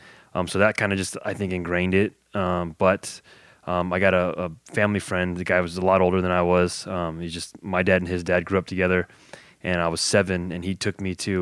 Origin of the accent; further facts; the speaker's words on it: West Covina, California, United States; I grew up in West Covina.